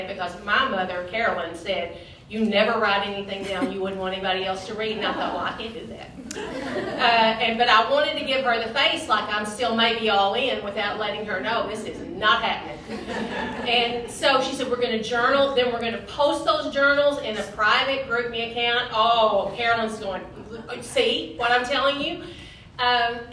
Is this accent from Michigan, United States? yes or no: no; Lake City, Arkansas, United States; I grew up in Lake City, where there is no lake and it is in the city, and lived there my whole life.